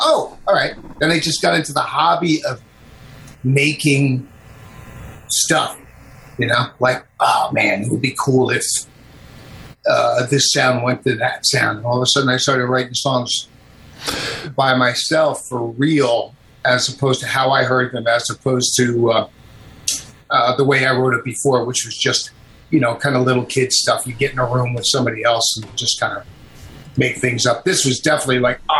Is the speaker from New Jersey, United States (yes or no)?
yes; Red Bank, New Jersey, United States; born or raised there